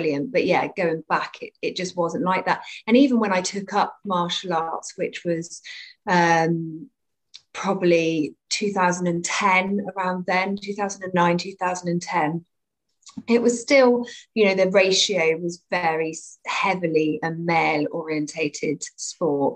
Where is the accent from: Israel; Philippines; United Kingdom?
United Kingdom; Cornwall, South West England; also born or lived in Bournemouth, Dorset; I grew up between Cornwall and Bournemouth because my parents split, so I split my time kind of between the two